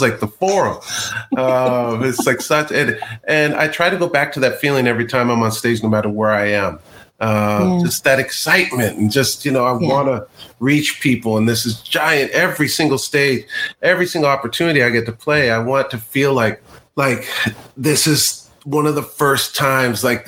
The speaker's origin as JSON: {"language": "English", "town": "Claremont", "region": "California", "country": "United States", "tie": "born or raised there", "also_born_or_lived": "Pasadena, California / Los Angeles, California", "said": "I was born in Pasadena, lived there until I was around 8 or 9, and then moved to a little town called Claremont, where I was until I graduated high school"}